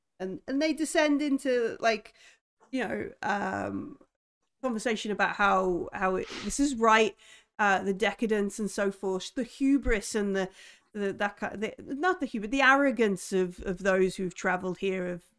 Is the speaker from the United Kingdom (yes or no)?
yes; United Kingdom; I'm British.